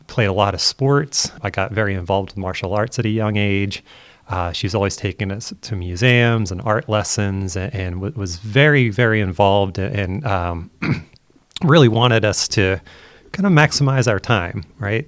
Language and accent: English; Chester County, Pennsylvania, United States; moved away as an adult; now in Pittsburgh, United States; I'm born and raised in Pennsylvania in the United States